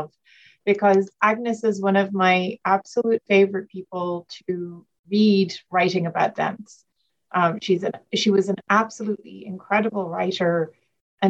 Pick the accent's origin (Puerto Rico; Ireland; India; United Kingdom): Ireland; moved away as an adult; now in United States; I grew up in Ireland